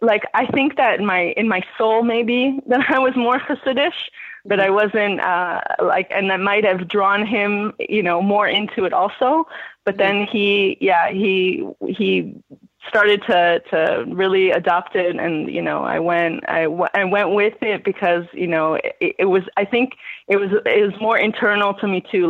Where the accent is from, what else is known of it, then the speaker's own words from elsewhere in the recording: Los Angeles, California, United States; I'm from Los Angeles